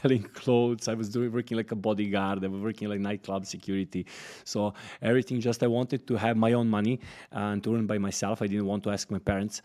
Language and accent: English; Smederevska Palanka, Podunavlje District, Serbia; moved away as an adult; now in Dubai, United Arab Emirates; I'm coming from Serbia, uh, from one, uh, small city, Smederevska Palanka, actually one village next to it. It's called Vodice